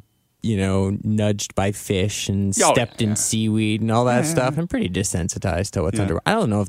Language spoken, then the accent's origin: English; Ontario, Canada; I'm from Ontario, and the big thing, like, you're not near the ocean. The big summer thing was to like go to the lake. So I grew up with lakes and swimming in lakes.